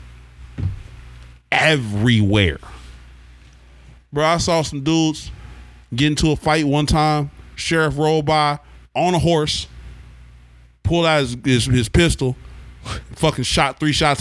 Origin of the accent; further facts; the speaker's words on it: Oklahoma, United States; growing up in Oklahoma